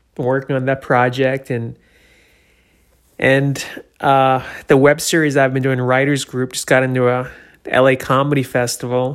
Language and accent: English; New Hampshire, United States; born or raised there; moved away; also born or lived in Florida